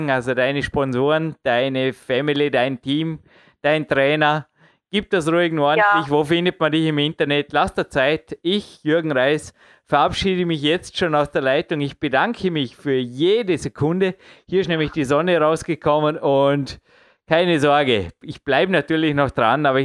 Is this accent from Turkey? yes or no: no; Austria; der hat mich auch als Österreicher, ja, jetzt, ich sage nichts dazu